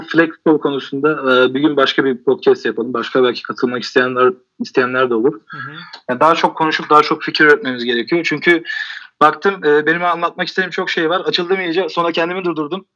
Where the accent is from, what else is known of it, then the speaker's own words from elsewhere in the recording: Kuşadası, Aydın, Turkey; Kuşadalıyım ben